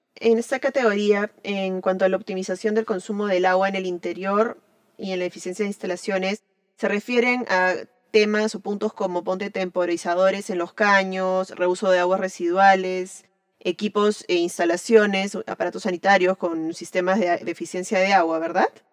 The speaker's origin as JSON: {"language": "Spanish", "country": "Peru", "said": "soy arquitecta peruana"}